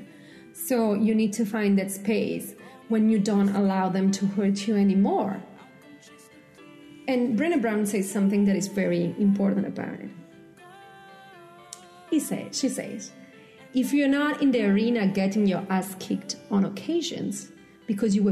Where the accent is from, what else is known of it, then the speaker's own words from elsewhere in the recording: Italy; moved away; I come from Italy. We make out in public